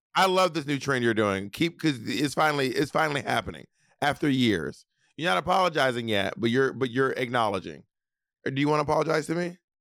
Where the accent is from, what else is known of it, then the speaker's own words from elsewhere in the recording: Alabama, United States; moved away; I'm from Alabama